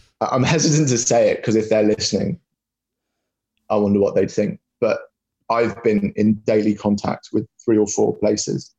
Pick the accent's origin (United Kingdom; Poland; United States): United Kingdom; Plymouth, South West England; I'm from Plymouth